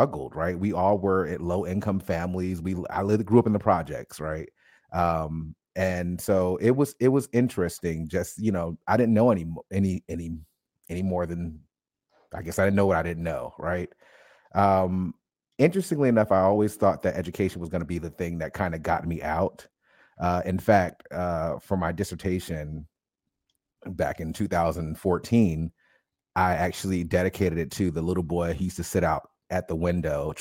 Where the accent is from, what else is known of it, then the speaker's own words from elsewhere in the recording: Paterson, New Jersey, United States; moved away; I grew up in Paterson, New Jersey, probably about 20 minutes outside of Newark